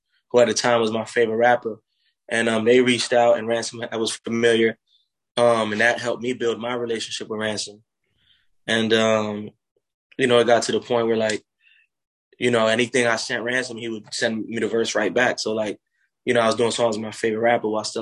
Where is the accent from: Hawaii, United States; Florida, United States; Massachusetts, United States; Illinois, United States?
Florida, United States; Miami area; also born or lived in North Bay Village, Florida / Miramar, Florida / Cape Coral, Florida / Fort Myers, Florida; I was born in Miami. I grew up in North Bay Village. Then I moved to Broward, where I spent a couple years in Miramar. And then we moved about 2 hours away to this place called Cape Coral, Florida